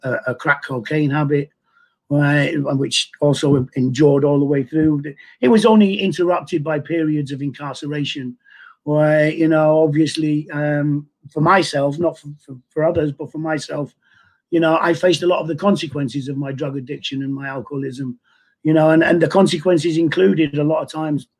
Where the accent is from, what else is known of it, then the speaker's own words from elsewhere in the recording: Manchester, North West England, United Kingdom; I was born in Manchester, 1957